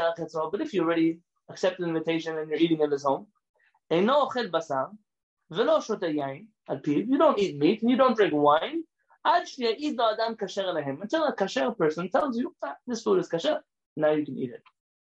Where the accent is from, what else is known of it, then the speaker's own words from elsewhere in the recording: Iran; moved away; I've never had a rabbi come to my house since I came from Iran who just ate my food because he trusted me that my food was kosher.